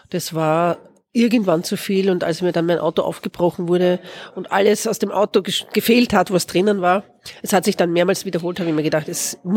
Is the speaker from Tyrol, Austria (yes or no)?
no; Vienna, Austria; born there; Ich bin in Wien geboren.